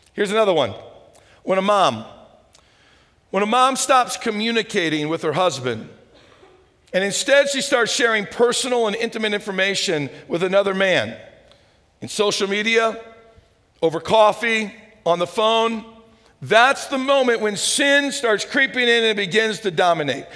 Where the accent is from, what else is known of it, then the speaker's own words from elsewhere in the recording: St. Louis, Missouri, United States; now in Nebraska, United States; I'm from St. Louis